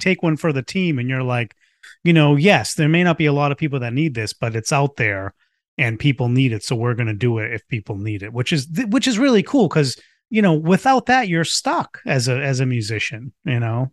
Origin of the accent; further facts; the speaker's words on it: Boston, Massachusetts, United States; I grew up in Boston going to, to Fenway Park with my, with my dad